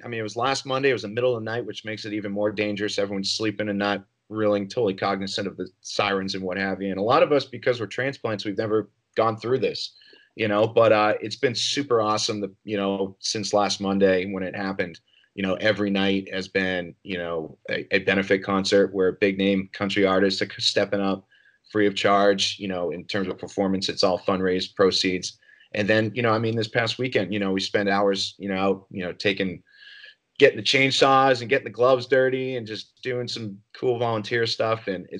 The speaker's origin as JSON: {"language": "English", "region": "Northeast", "country": "United States", "tie": "born or raised there", "moved": "yes", "lives_now": "Nashville, United States", "said": "growing up in the Northeast"}